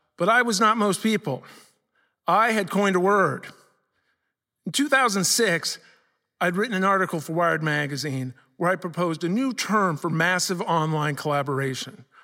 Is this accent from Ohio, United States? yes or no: yes; Columbus, Ohio, United States; I grew up in Columbus, Ohio.